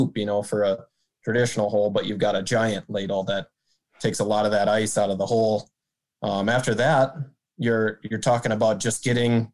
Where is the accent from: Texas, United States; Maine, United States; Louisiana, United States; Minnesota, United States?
Minnesota, United States; Marshall; now in East Grand Forks, United States; So I grew up in Southwest Minnesota, Marshall, Minnesota. I currently reside in East Grand Forks, Minnesota